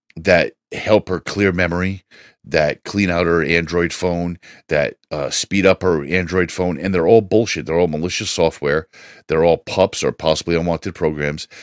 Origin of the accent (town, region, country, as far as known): United States